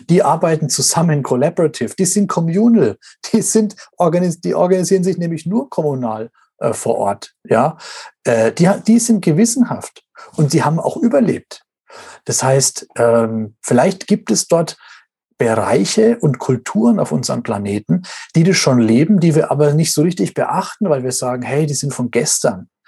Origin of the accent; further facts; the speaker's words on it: Russia; Bei uns in Russland, da gibt es die Babyboomer gar nicht.